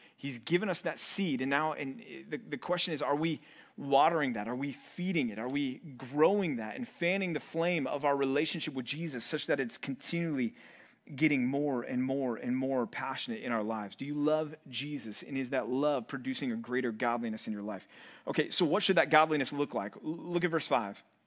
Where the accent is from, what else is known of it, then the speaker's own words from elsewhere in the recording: Dallas, Texas, United States; moved away as an adult; also born or lived in Missouri; growing up in Dallas, I didn't have a snow shovel.